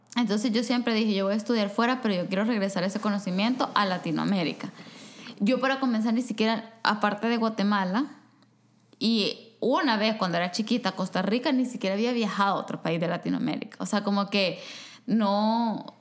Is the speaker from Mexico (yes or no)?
no; El Salvador; moved away; en mi país hay quizás dos universidades que ofrecen una carrera